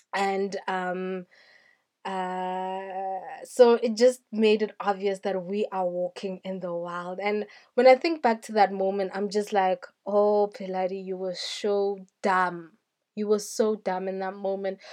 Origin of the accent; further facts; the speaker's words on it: South Africa; I am a South African